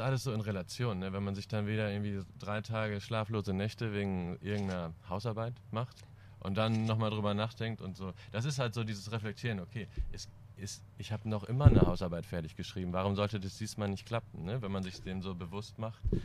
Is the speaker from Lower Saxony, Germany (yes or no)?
yes; East Frisia, Lower Saxony, Germany; now in Cologne, Germany; ich komme ja so aus Ostfriesland